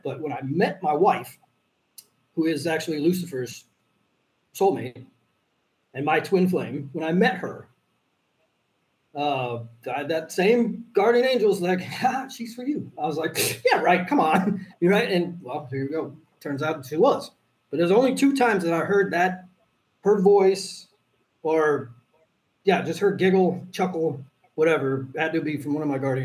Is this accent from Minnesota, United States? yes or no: yes; Robbinsdale, Minnesota, United States; I grew up in Robbinsdale, Minnesota